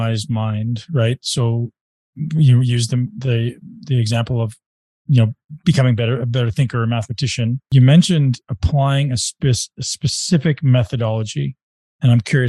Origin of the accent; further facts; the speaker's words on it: Canada; Canada, I'm from Canada